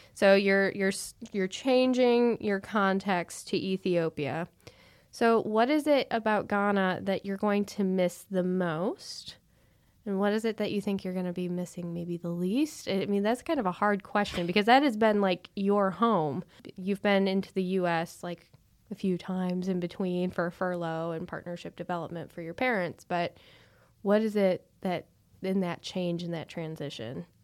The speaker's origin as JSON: {"language": "English", "town": "Chicago", "region": "Illinois", "country": "United States", "tie": "born or raised there", "said": "growing up in Chicago area"}